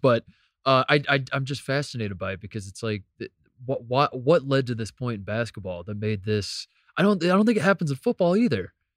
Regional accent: Brownsburg, Indiana, United States; I'm still from Hendricks County, Indiana

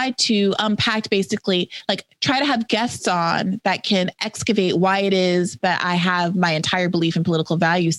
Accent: New York, United States; I'm also from New York

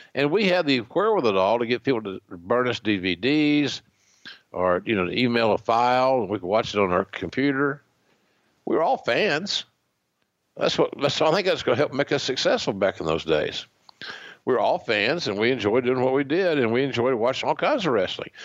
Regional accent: Oklahoma, United States; another Okie

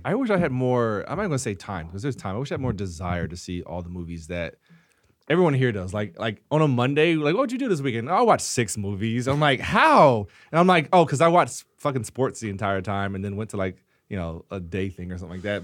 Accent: the South, United States; growing up in the South, you know, everyone cooks in my family

